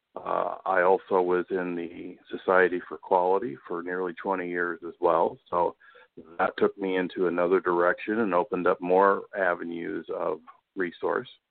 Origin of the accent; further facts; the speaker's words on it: Tucson, Arizona, United States; now in Newport News, Virginia, United States; I grew up in in Tucson